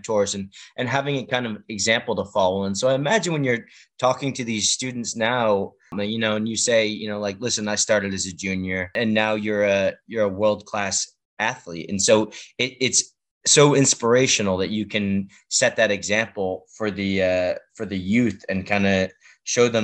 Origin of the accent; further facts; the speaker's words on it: Massachusetts, United States; I'm from Massachusetts